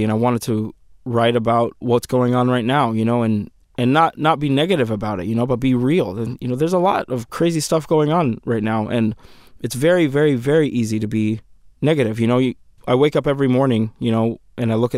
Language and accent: English; Sudan; moved away; my home country of Sudan